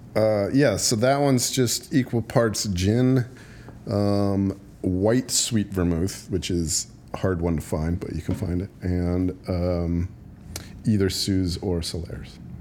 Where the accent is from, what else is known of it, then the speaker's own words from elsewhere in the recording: United States; as an American